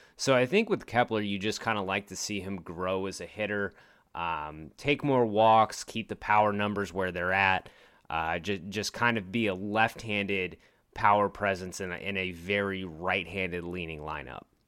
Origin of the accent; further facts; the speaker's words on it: Richmond, Virginia, United States; now in Texas, United States; I grew up in Richmond, Virginia